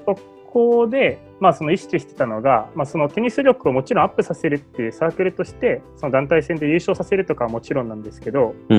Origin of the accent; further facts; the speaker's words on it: Ibaraki, Japan; 僕は茨城県で生まれて茨城県の中高に通ったんですけど